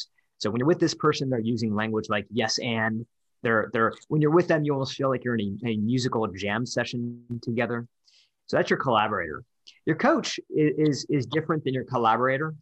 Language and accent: English; Detroit, Michigan, United States; I'm from Detroit.